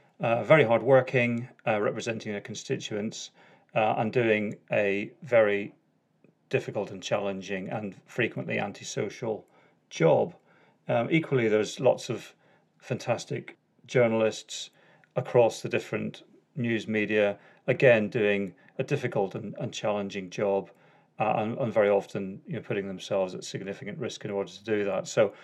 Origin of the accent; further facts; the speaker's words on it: Northern Ireland, United Kingdom; accent: Northern Ireland; So that's my Northern Ireland accent.